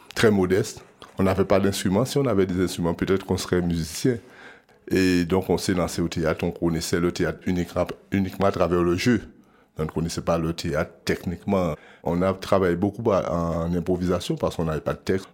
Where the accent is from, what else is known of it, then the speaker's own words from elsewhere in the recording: Guadeloupe; Je viens de la Guadeloupe